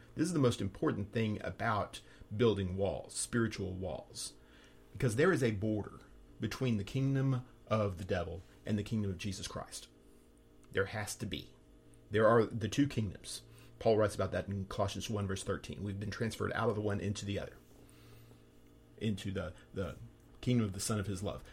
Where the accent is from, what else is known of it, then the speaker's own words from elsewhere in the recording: Texas, United States; moved away; my home state of Texas